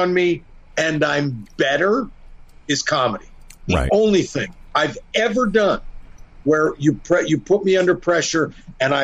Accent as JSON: {"language": "English", "town": "Sarnia", "region": "Ontario", "country": "Canada", "tie": "born or raised there", "said": "he's also from my hometown"}